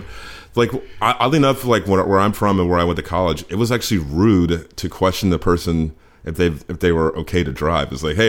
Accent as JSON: {"language": "English", "region": "Virginia", "country": "United States", "tie": "born or raised there", "also_born_or_lived": "Tennessee", "moved": "as an adult", "lives_now": "New York, United States", "said": "I went to college in Virginia. I mean, I went to college in Tennessee, and I grew up in Virginia."}